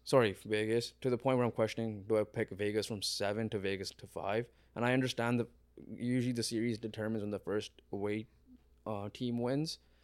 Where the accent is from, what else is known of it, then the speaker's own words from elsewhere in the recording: Canada; We're Canadian